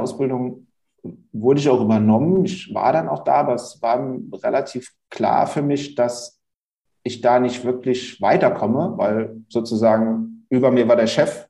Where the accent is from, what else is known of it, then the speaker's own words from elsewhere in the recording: Hunsrück, Rhineland-Palatinate, Germany; also born or lived in Mainz / Bingen / Bad Kreuznach; Inzwischen bin ich wieder in meine alte Heimat, wo ich auch groß geworden bin, äh, gezogen, nämlich in den schönen Hunsrück